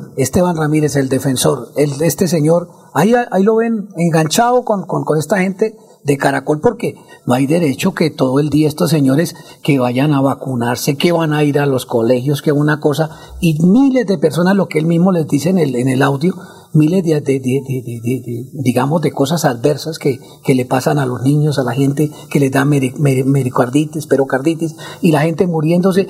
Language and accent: Spanish; Bucaramanga, Santander, Colombia; ahí donde yo nací, yo nací en la carrera 12 con la calle 33